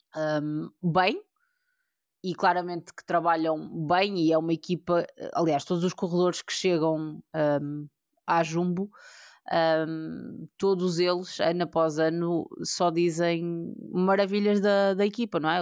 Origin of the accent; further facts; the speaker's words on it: Portugal; nós, como, como portugueses